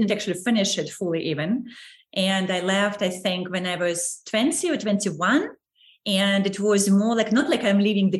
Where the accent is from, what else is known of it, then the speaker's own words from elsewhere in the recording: Saint Petersburg, Russia; moved away as an adult; I was born in St. Petersburg